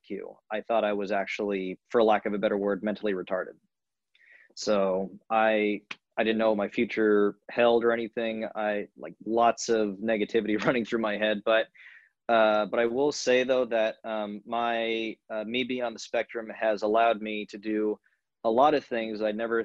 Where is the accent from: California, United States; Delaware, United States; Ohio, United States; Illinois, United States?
California, United States; Long Beach; moved away; I'm born and raised in Long Beach, California